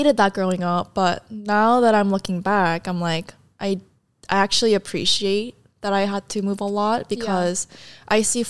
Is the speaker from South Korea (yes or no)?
yes; South Korea; also born or lived in San Diego, United States; And then my family like immediately moved back to Korea. And the reason for all the moves, because of my dad's job, like he was like placed in different